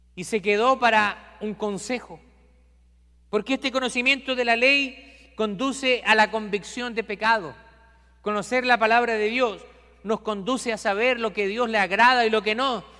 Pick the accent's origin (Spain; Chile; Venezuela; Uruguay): Chile; En mi país hay un santuario cerca de la capital de Chile